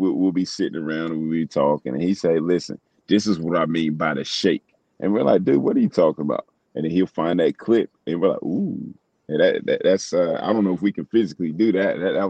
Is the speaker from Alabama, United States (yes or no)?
no; Newton Grove, North Carolina, United States; Which is not far from my hometown, Newton Grove, North Carolina, Cumberland County. Eastern North Carolina